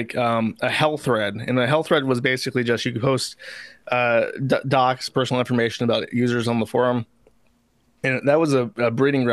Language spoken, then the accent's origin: English; Florida, United States; I was raised in Florida.